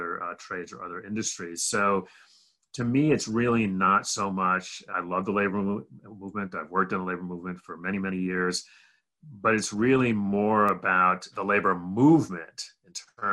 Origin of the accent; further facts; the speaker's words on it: Rochester, New York, United States; also born or lived in Berkeley, California; I grew up mostly in upstate New York, a little town called Rochester, New York